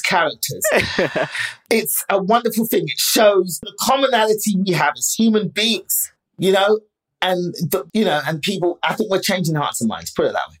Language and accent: English; England, United Kingdom; my parents met in England, had us